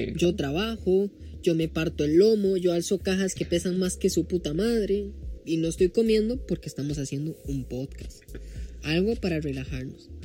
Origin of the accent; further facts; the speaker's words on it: Costa Rica; soy tico. Oh, oh, disculpa por ser tico. Soy tico.